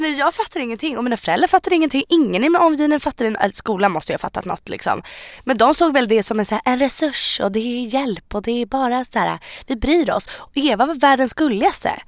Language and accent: Swedish; Sweden; är född i Sverige. Jag har bott i Sverige hela mitt liv.